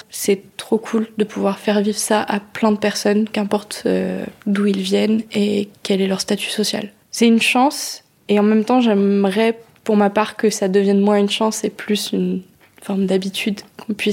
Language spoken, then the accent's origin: French; Nouvelle-Aquitaine, France; j'ai 24 ans, euh, je viens du bassin d'Arcachon